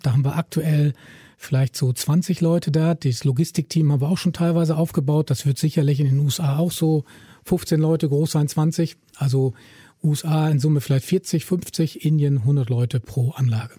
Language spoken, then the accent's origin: German; Germany; ich als Deutscher